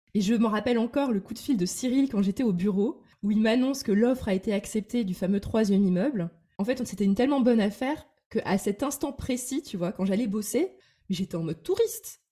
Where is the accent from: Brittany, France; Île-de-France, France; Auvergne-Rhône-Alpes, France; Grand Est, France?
Grand Est, France; Metz; now in Paris, France; un immeuble de rapport à Metz, donc ma ville natale